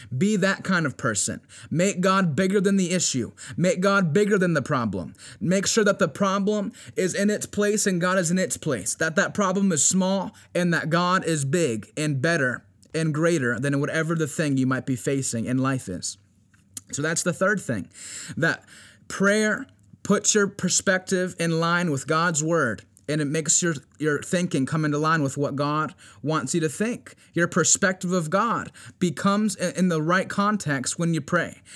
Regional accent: Virginia Beach, Virginia, United States; we're fasting and we're praying here in Virginia Beach, and I know it's something that's not only taking place here in my hometown

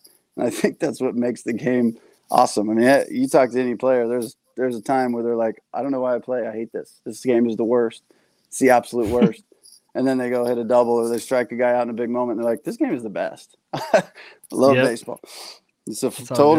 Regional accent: San Diego, California, United States; I'm from San Diego

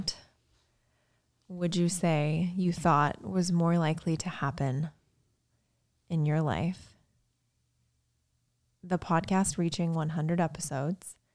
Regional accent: Lake Michigan, Indiana, United States; I live, or I grew up on Lake Michigan, pretty much. The dunes are right here

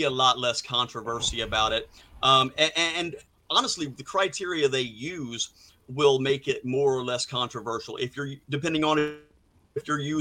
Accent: Midwest, United States; I am from the Midwest

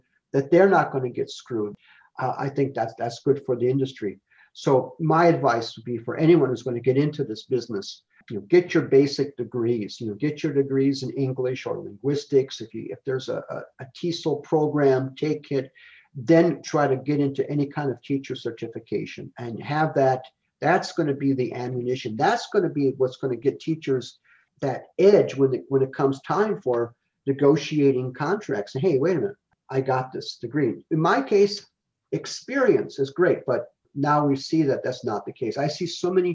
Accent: Illinois Valley, United States; born or raised there; moved away; also born or lived in Texas

